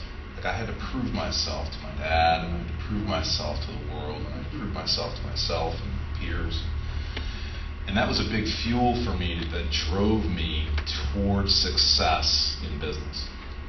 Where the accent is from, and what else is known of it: Allendale, New Jersey, United States; born or raised there; also born or lived in Houston, Texas